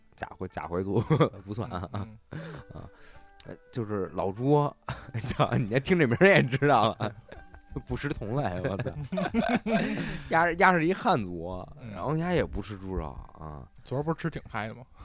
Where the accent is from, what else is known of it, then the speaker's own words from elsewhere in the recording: Beijing, China; 我作为北京人没尝过这个没尝过豆汁儿